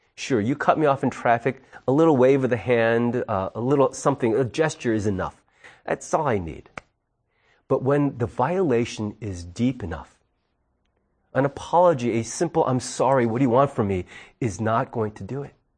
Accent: United States; we, though as American citizens, live here

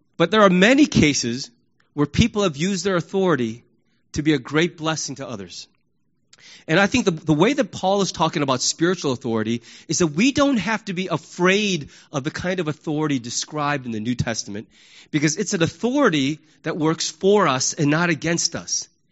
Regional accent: United States; we Americans

